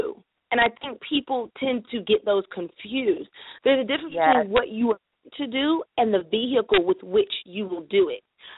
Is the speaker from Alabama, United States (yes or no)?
no; Raleigh, North Carolina, United States; moved away as an adult; also born or lived in Florida / Atlanta / Los Angeles; So I was raised in Raleigh, North Carolina